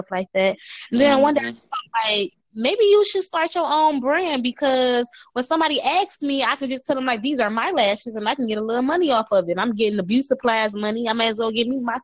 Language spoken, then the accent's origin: English; Detroit, Michigan, United States; I'm from Detroit. Michigan